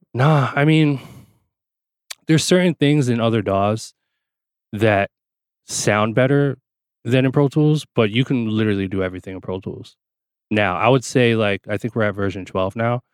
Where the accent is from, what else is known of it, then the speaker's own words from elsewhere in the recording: New Jersey, United States; I grew up in Jersey